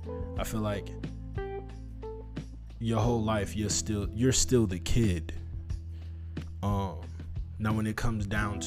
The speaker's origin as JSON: {"language": "English", "town": "North Chicago", "region": "Illinois", "country": "United States", "tie": "born or raised there", "also_born_or_lived": "Waukegan / Zion / Toledo / East Cleveland", "said": "I grew up in Lake County, Illinois, North Chicago specifically. I moved between North Chicago, Waukegan, Zion. I also lived in Ohio, Toledo, East Cleveland, and I graduated high school in Kenosha."}